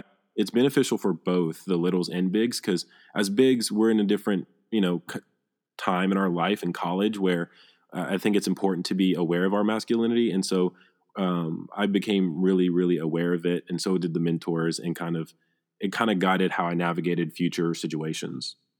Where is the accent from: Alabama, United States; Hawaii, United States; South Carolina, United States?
Alabama, United States; Phenix City; I'm from Phoenix City, Alabama